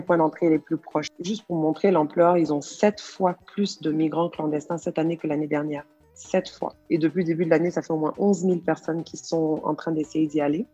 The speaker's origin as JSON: {"language": "French", "country": "Côte d’Ivoire", "said": "en tant que fière ivoirienne"}